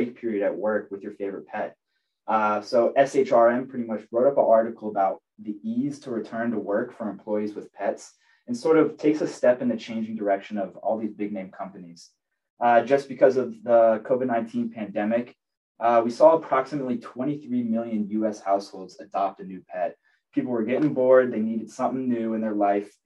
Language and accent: English; Tampa, Florida, United States; I'm from Tampa Bay, Florida